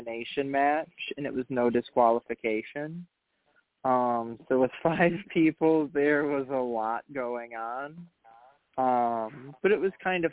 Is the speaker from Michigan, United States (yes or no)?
yes; Kalamazoo, Michigan, United States; moved away; also born or lived in Dayton, Ohio; I was born in Kalamazoo, Michigan